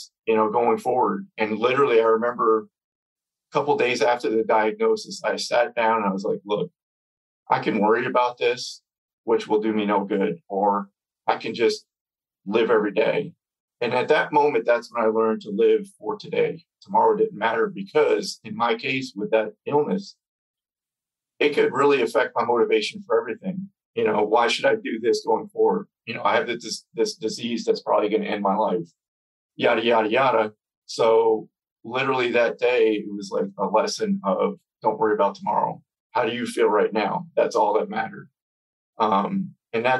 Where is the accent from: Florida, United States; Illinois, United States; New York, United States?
New York, United States; we're from New York.